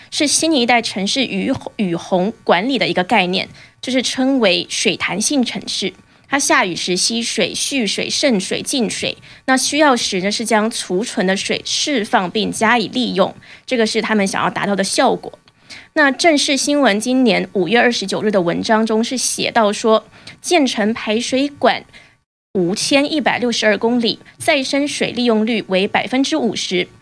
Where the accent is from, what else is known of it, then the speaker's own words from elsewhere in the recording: Taiwan; 我是台湾人